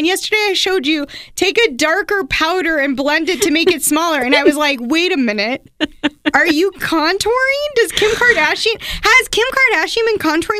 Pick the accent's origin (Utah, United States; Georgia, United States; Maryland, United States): Utah, United States; Murray; so I grew up in Murray and we were by a Savers.